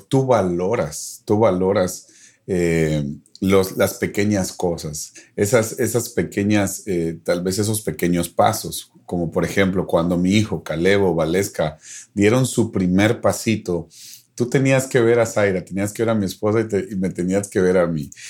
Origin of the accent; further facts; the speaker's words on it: Guatemala; moved away as an adult; now in Dallas, United States; extraño mi tierra